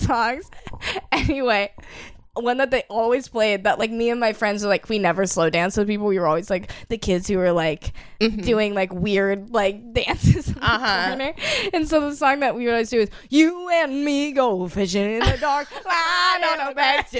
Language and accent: English; Iowa, United States; moved away; in Iowa, like your school dances were kind of divided into parts.